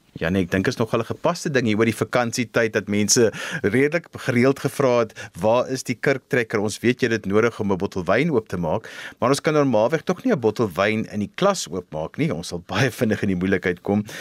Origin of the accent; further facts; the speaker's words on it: South Africa; Ek het op Van Reinstop groot geword en my pa was die dominee